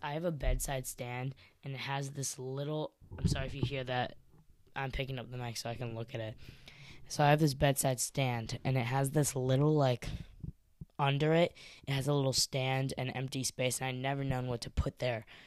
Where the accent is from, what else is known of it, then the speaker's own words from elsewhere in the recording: Chicago, Illinois, United States; I'm from Chicago